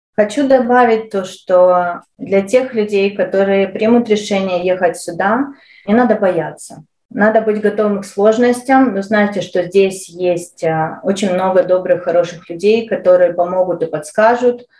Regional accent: Ukraine; moved away as an adult; now in Calgary, Canada; Я украинка, я родилась э, и прожила большую часть э, своей жизни в Украине

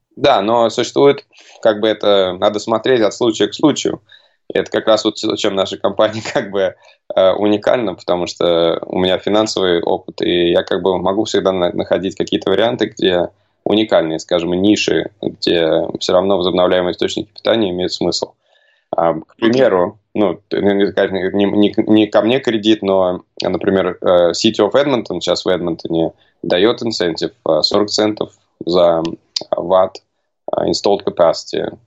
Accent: Moscow, Russia; moved away as an adult; also born or lived in United States; now in Canada; Я а, родом из Москвы

